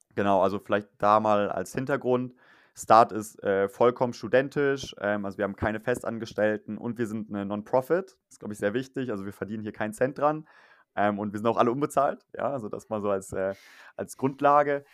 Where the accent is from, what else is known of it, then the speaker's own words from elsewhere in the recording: near Düsseldorf, North Rhine-Westphalia, Germany; moved away as an adult; now in Switzerland; komme eigentlich auch gar nicht aus der Schweiz, sondern bin aus dem Rheinland, ähm, aus der Nähe von Düsseldorf